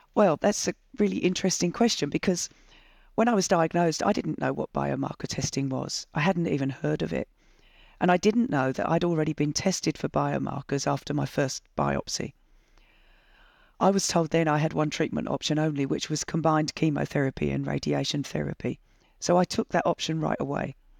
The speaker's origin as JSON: {"language": "English", "region": "England", "country": "United Kingdom", "tie": "born or raised there", "moved": "as an adult", "lives_now": "Australia", "said": "I was born in England in nineteen sixty-four"}